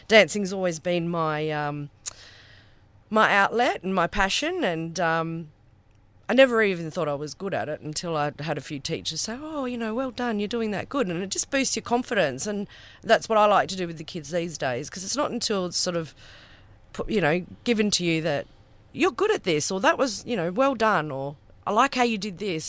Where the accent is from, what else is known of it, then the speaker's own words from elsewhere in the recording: Karratha, Western Australia, Australia; also born or lived in Kalgoorlie; we moved here when I was six, a good forty years ago.